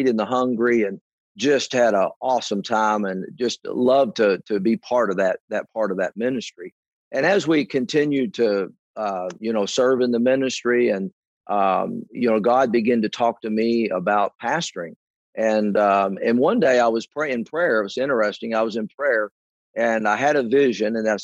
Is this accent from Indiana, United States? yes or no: yes; Indiana, United States; moved away as an adult; now in Georgetown, United States; went back to Indiana, where I primarily grew up